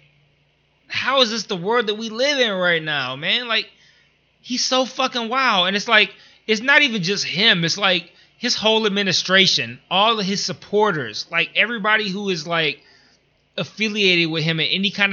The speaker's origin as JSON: {"language": "English", "town": "Detroit", "region": "Michigan", "country": "United States", "said": "I'm from Detroit"}